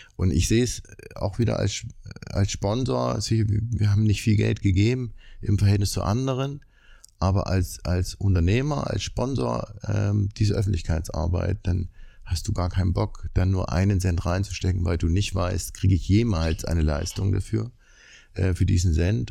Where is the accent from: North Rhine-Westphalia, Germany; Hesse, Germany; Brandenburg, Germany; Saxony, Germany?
Saxony, Germany; Leipzig; Erstmal komme ich aus Leipzig